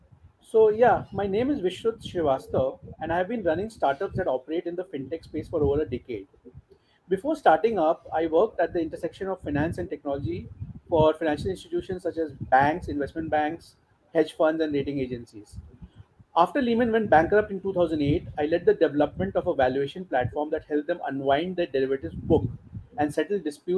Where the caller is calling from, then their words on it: Mumbai, Maharashtra, India; I'm calling in from Mumbai, India.